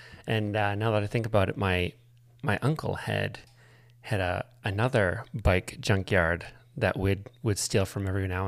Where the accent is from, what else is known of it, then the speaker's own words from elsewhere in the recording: Buckfield, Maine, United States; I grew up in Buckfield.